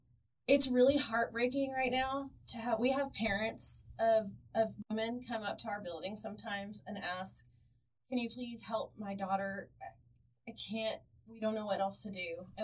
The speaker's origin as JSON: {"language": "English", "region": "Oklahoma", "country": "United States", "tie": "born or raised there", "said": "we know that I grew up in Southwest Oklahoma."}